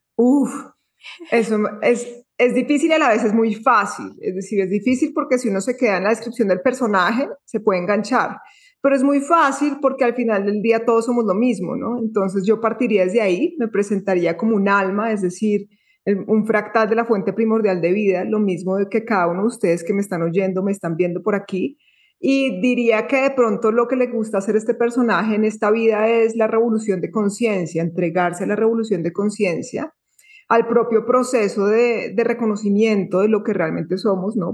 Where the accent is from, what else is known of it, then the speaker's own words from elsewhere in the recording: Bogotá, Colombia; moved away as an adult; also born or lived in Tulum, Mexico; now in Antioquia, Colombia; estaba en un colegio muy eh, muy de la sociedad, muy del sistema en Bogotá, porque yo nací en Bogotá